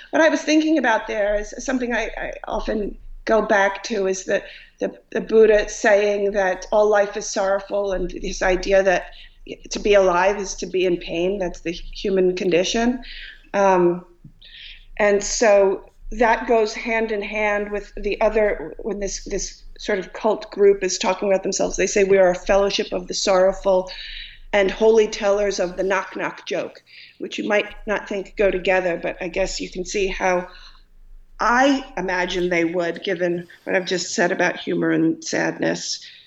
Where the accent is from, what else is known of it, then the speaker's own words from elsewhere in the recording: Dix Hills, New York, United States; now in Long Island, United States; I was born uh, and raised in Long Island, and um, in Dix Hills